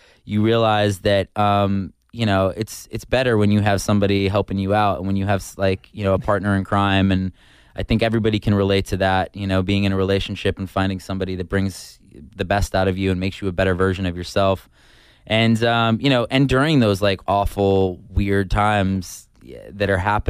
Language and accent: English; suburban New York, United States; moved away; I grew up in like suburban New York, but the city was really close.